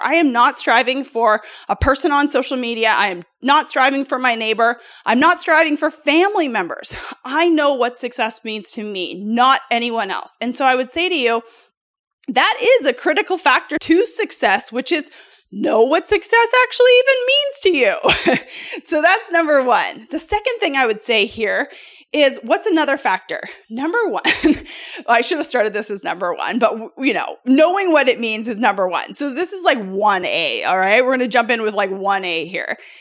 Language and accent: English; Canada; moved away as an adult; also born or lived in United States; I come from Canada. I'm originally born in Canada.